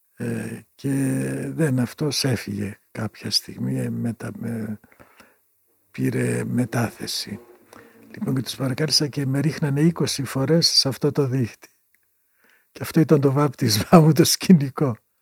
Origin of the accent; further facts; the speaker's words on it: Greece; also born or lived in Pieria (home village) / Berlin, Germany; από την Ελλάδα